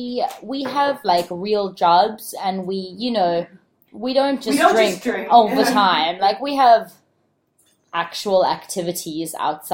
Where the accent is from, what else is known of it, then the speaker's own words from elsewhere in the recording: South Africa; now in Hong Kong; And I grew up in South Africa.